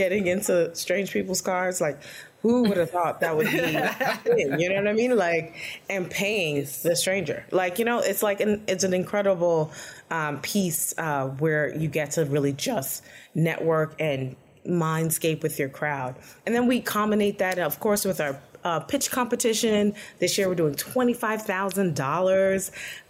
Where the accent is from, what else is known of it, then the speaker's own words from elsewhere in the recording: New York City, New York, United States; I'm from Brooklyn, New York